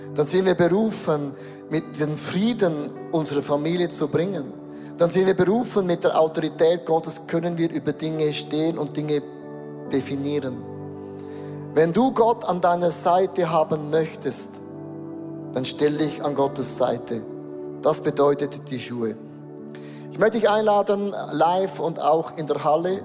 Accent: Switzerland; wir sind Schweizer, wir sind Europäer

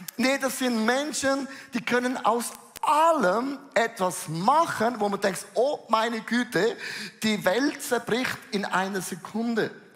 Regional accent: Switzerland; für uns Schweizer

